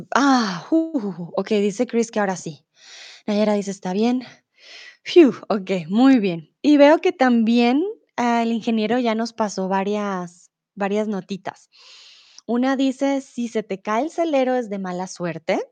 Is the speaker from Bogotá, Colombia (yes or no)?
yes; Bogotá, Colombia; also born or lived in Mexico; now in Germany; soy de Colombia, de la capital, de Bogotá. Comúnmente vivo en Alemania